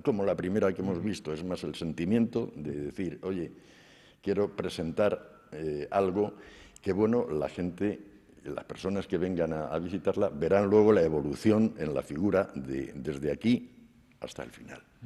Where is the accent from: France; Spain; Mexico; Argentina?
Spain; Belmonte, Castilla-La Mancha; also born or lived in La Peraleja / Madrid; now in Murcia, Spain; regresamos a Belmonte y aquí pasé mi infancia